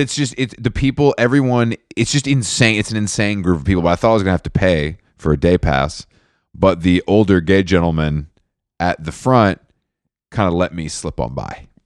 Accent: Atlanta, Georgia, United States; moved away; I'm happy to be in Atlanta, back in my hometown

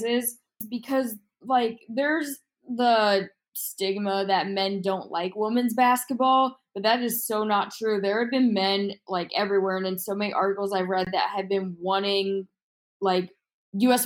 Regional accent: Houston, Texas, United States; moved away as an adult; now in Missouri, United States; I'm from Houston.

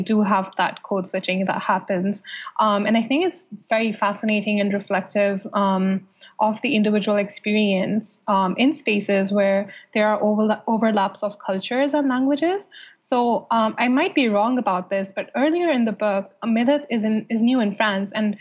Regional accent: Saudi Arabia; moved away; growing up in Saudi Arabia

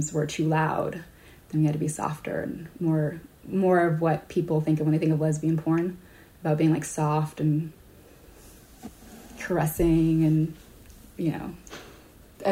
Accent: Hawaii, United States; now in San Francisco, United States; I grew up in Hawaii

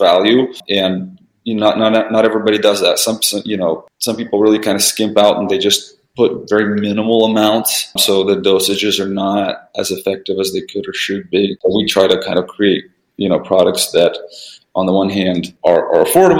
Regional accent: Vancouver, Washington, United States; English is a second language; we're actually in Washington State, in a city called Vancouver, Washington

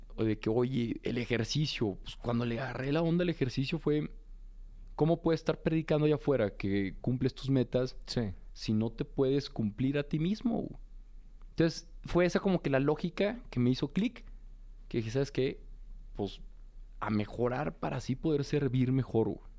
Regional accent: Torreón, Coahuila, Mexico; also born or lived in Monterrey; now in Mexico City, Mexico; soy un joven de Torreón, pues muy común y corriente, muy de provincia

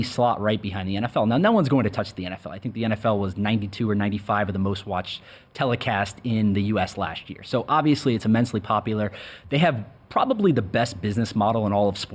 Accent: North Carolina, United States; moved away as an adult; also born or lived in New York; I grew up in North Carolina

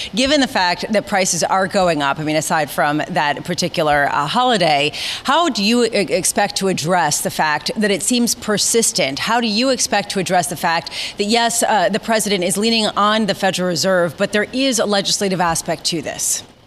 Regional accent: New York City, New York, United States; I grew up in New York City

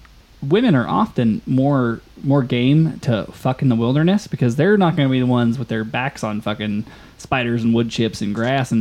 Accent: Cookstown, Northern Ireland, United Kingdom; as far as I know, I was born in Cookstown.

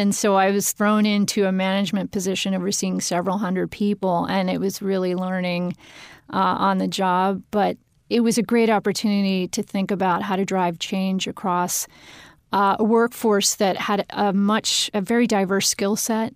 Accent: Pennsylvania, United States; moved away; also born or lived in Washington, D.C. / Harrisburg; Pennsylvania is my home state. So it's fun going back. I've been in D C for a long time

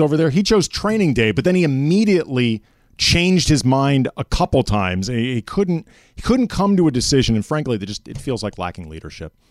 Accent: Phoenix, Arizona, United States; I was born in Arizona. I was born in Phoenix

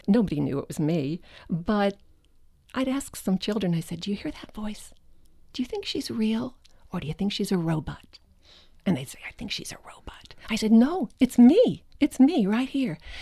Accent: Westville, New Jersey, United States; moved away; I grew up in Westville, New Jersey, about twenty-five miles from Manhattan

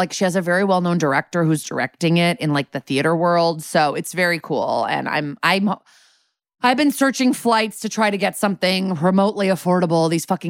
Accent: New England, United States; I'm from New England, and put a gun to my head, and I don't know who those people are.

